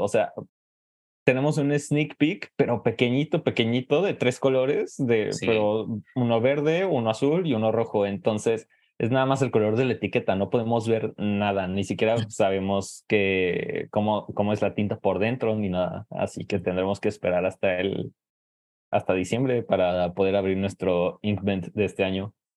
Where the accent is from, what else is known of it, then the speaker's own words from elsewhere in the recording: Jalisco, Mexico; also born or lived in Mexico City; yo originalmente soy de Jalisco, eh, en México